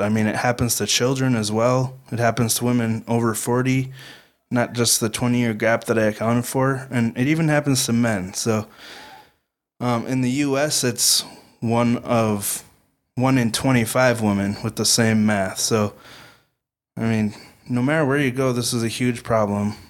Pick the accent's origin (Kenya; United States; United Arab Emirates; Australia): United States; Midwestern American; We are Midwestern American kids